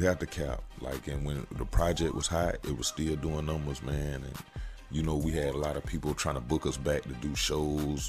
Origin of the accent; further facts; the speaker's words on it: Augusta, Georgia, United States; I'm from Augusta, Georgia